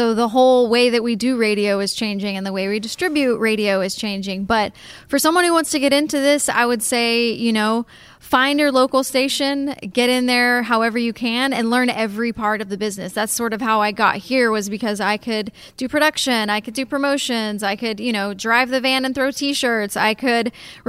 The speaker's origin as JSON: {"language": "English", "region": "Texas", "country": "United States", "tie": "born or raised there", "said": "It was my dream to go to Hawaii since I was a kid, and growing up in Texas, you know, you always went to Florida or you went to South Texas."}